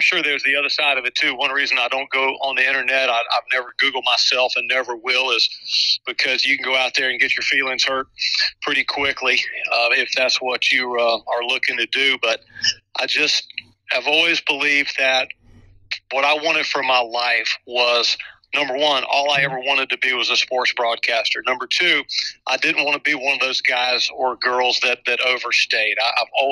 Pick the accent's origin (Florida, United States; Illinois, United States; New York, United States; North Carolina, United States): North Carolina, United States; Chapel Hill; I was a kid growing up in Chapel Hill